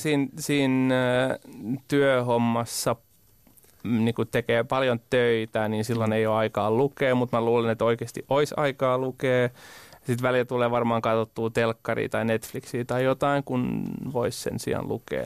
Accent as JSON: {"language": "Finnish", "town": "Parainen", "region": "Southwest Finland", "country": "Finland"}